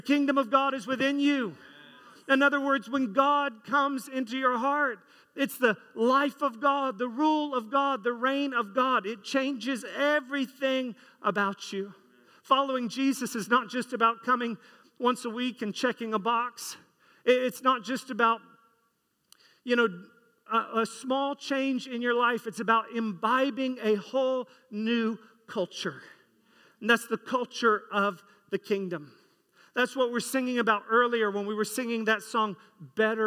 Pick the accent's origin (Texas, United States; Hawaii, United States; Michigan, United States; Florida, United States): Florida, United States; I grew up in Florida, not in the 50s, in the 80s, post air conditioning culture